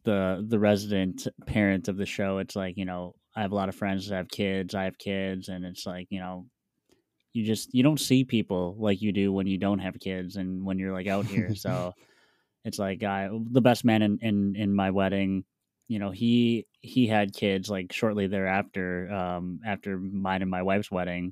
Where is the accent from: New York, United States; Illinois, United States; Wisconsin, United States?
Wisconsin, United States; also born or lived in Milwaukee, Wisconsin; I'm from Wisconsin